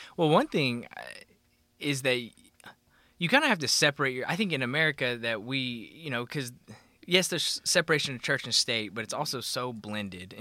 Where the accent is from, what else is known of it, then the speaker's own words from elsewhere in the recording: Oklahoma, United States; growing up in Oklahoma, we go to Falls Creek